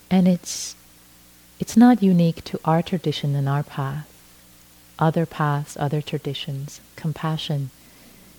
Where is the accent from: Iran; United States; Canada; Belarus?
Iran; first language Persian; English is a second language; moved away; I was brought up in Iran, which is why I speak Farsi, my native language